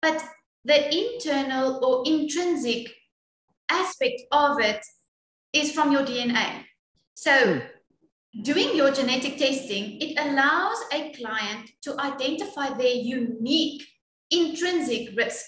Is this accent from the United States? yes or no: no; South Africa; Well, being proudly South African is quite amazing